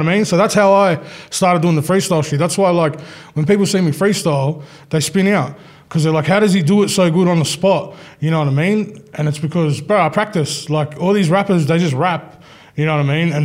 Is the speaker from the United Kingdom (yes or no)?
no; Australia; we're from Australia